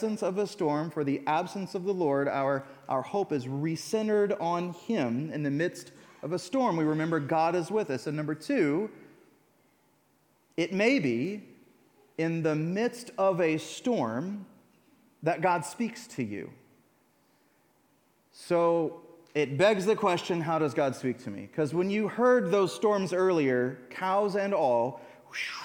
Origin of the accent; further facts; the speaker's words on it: United States; I'm an American